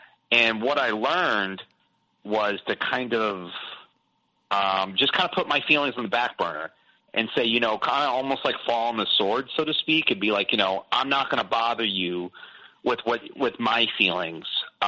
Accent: Boston, Massachusetts, United States; born there; also born or lived in South; I moved a lot when I was younger. Kind of typical, you know, I was born in Boston. Then I moved south when my parents got divorced. And I kind of stayed south.

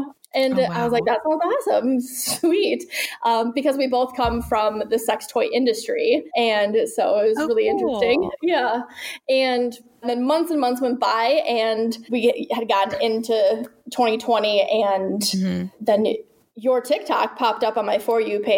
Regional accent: Midwest, United States; now in Texas, United States; I recently moved, been here in Texas for a little over a year, and I come from the Midwest. So speaking of, like, stigmas, the Midwest is pretty close-minded for the most part.

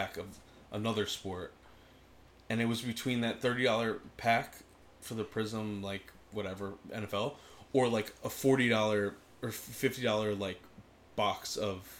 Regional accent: Philadelphia, Pennsylvania, United States; moved away; I grew up in Philly

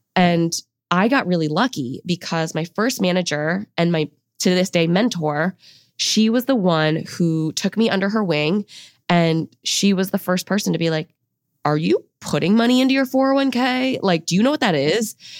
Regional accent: United States; I grew up in an immigrant home. Both of my parents came to the U S in their early twenties. We're from China.

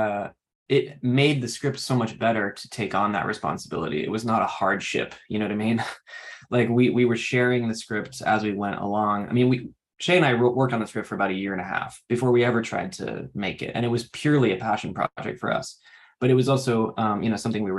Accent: New Hampshire, United States; moved away; I'm from New Hampshire originally

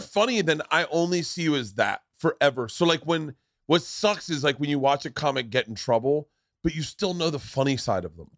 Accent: Tampa, Florida, United States; moved away; also born or lived in New York; we grew up together in Tampa

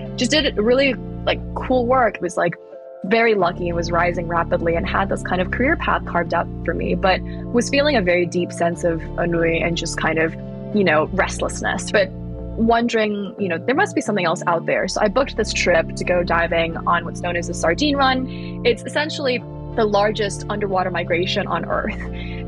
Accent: Thailand; I grew up in Thailand and I spent my childhood foraging around

